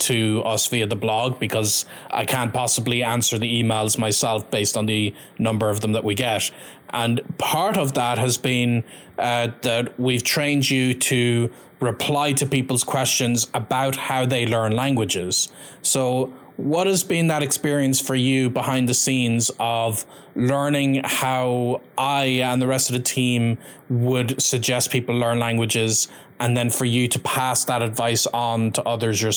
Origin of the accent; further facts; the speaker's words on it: Ireland; I'm of course from Ireland